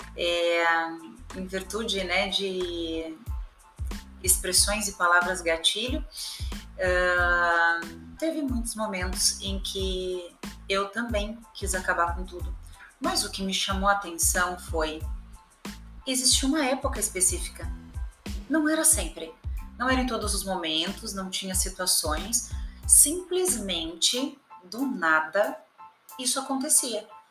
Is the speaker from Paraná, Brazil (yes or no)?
no; Rio Grande do Sul, Brazil; moved away; also born or lived in São Paulo; eu sou gaúcha, morava em São Paulo